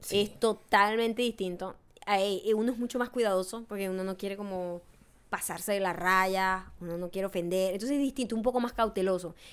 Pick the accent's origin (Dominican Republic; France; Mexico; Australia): Mexico; gente mexicana siempre hemos tenido ese, yo siempre he tenido ese choque.